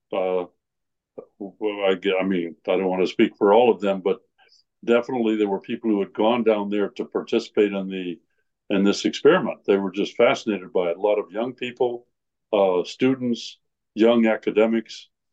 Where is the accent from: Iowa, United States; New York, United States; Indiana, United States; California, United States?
Iowa, United States; moved away as an adult; also born or lived in Innsbruck, Austria / Chile; I'm from Iowa